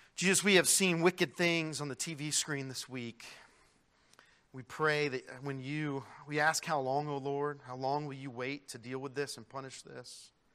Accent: United States; as an American citizen

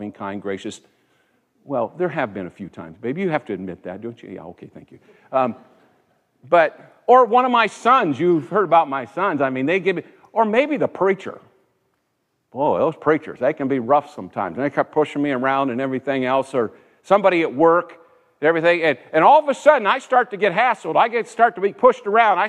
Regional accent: United States; I was born here. I'm an American citizen.

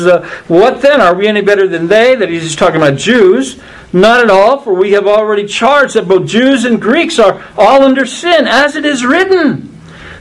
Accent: United States; United States of America

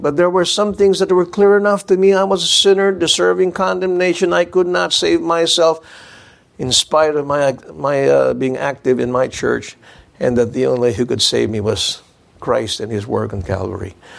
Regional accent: Philippines; I told them I was from the Philippines

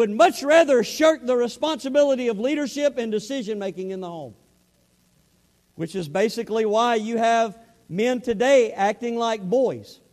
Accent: the South, United States; accent: southern; I had my southern accent

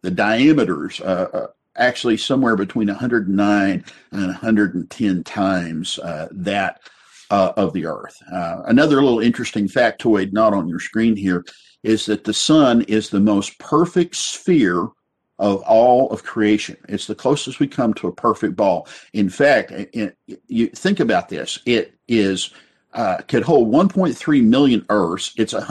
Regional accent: West Texas, United States; I remember growing up in West Texas, and you get out on these flat roads

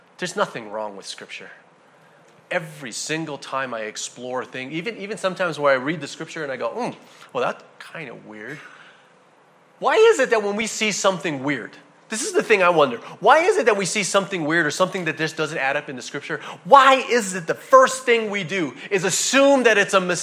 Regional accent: United States; as an American

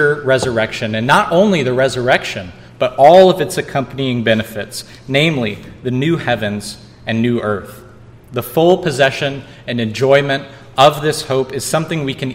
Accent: Missouri, United States; now in San Diego County, United States; as kids growing up in Missouri

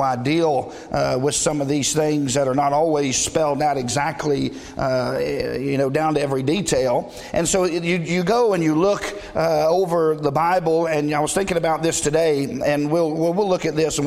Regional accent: the South, United States; we were raised in the South

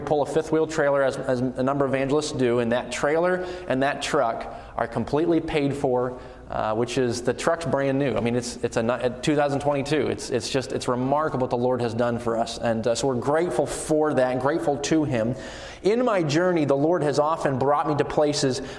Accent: New England, Maine, United States; moved away as an adult; I was born in the state of Maine, so New England is my home. That's where I hail from

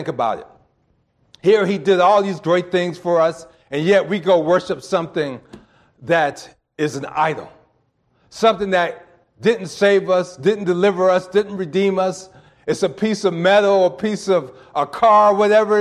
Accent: East Coast, United States; I'm from the East Coast

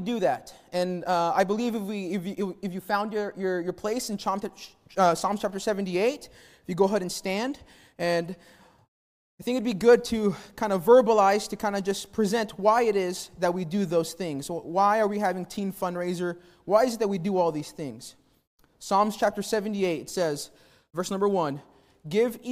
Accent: Albuquerque, New Mexico, United States; I grew up in New Mexico in Albuquerque in a place called the War Zone.

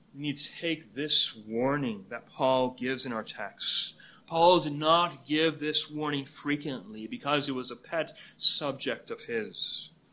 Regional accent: Canada; moved away as an adult; now in United States; Canada is my home country

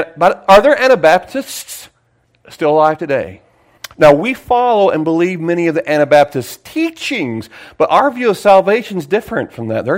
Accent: Sayreville, New Jersey, United States; I was from Sayersville.

